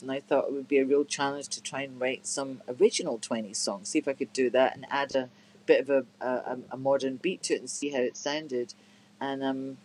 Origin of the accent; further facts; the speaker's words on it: Glasgow, Scotland, United Kingdom; moved away; Glasgow, my hometown